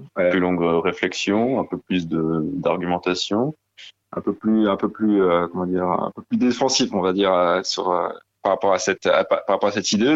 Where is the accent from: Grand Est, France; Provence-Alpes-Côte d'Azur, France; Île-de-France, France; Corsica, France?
Grand Est, France; Alsace; on vient de, de Talsas